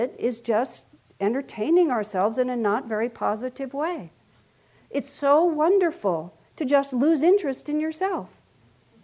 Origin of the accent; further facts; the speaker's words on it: El Paso, Texas, United States; I grew up in El Paso, Texas